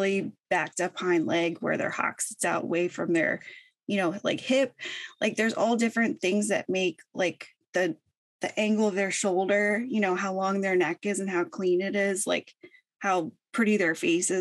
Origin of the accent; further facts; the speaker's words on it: St. Petersburg, Florida, United States; I grew up in Florida. I'm originally from Florida, St. Petersburg. I grew up there, you know, my whole life